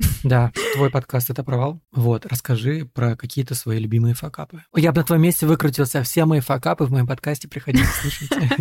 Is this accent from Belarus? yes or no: no; Moldova; moved away; also born or lived in Russia; я родился в Молдове, и гражданин Молдовы, и я не знаю молдавского